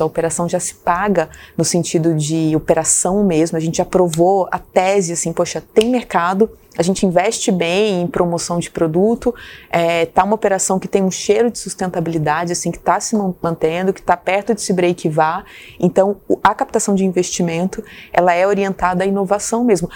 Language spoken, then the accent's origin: Portuguese; São Gonçalo do Sapucaí, Minas Gerais, Brazil; moved away; eu sou de uma cidade pequena, do sul de Minas